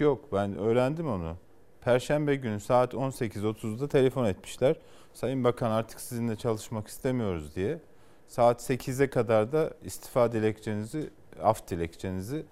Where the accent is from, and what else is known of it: Kars, Kars Province, Turkey